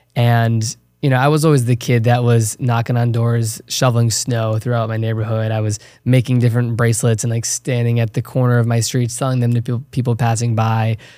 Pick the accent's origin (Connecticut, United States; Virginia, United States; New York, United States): Virginia, United States; Chesterfield County; moved away as an adult; I was born and raised small town in Virginia. It's called Chesterfield County, thirty minutes south of Richmond.